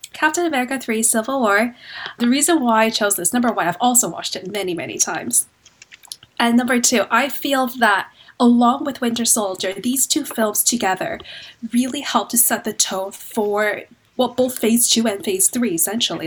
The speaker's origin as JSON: {"language": "English", "town": "Vancouver", "region": "British Columbia", "country": "Canada", "moved": "as an adult", "lives_now": "London, United Kingdom", "said": "I'm originally from Vancouver, Canada, so you can probably tell by my accent. Moved to London about two years ago."}